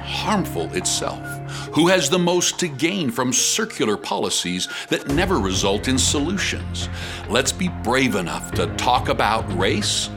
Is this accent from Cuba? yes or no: no; Canada; as a Canadian